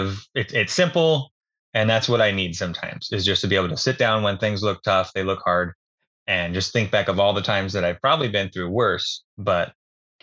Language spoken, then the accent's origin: English; Falls City, Oregon, United States; I grew up out in Fall City, actually, a little small town outside of Dallas. We're about 20 minutes west of Salem.